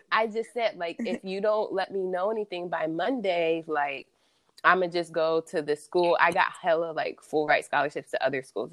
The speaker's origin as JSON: {"language": "English", "town": "Columbus", "region": "Ohio", "country": "United States", "also_born_or_lived": "Hawaii", "moved": "as an adult", "said": "I am from Columbus, Ohio"}